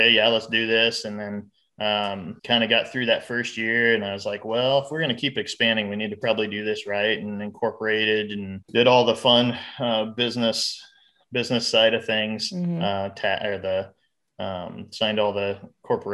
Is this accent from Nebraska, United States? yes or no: yes; Fairbury, Nebraska, United States; We're both from Fairbury. Okay. So we both graduated from Fairbury